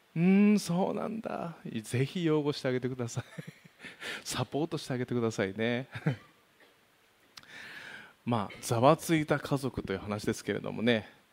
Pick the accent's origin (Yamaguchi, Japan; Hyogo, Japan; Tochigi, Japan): Tochigi, Japan; Kanuma; うちはなんか鹿沼出身ですけど北陸から来たなんてね言われてますけれどもね